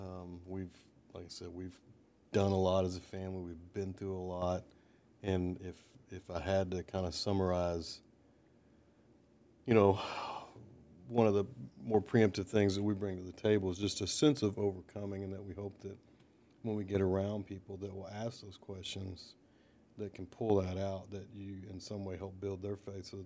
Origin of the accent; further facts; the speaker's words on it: Baton Rouge, Louisiana, United States; born there; also born or lived in Dallas, United States / Perry, United States; So I was born in Baton Rouge, Louisiana.